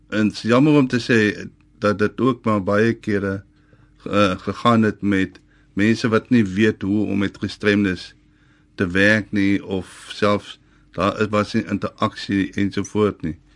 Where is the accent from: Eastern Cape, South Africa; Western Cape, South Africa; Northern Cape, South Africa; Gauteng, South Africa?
Western Cape, South Africa; West Coast; Ek is van Velde op die Weskus.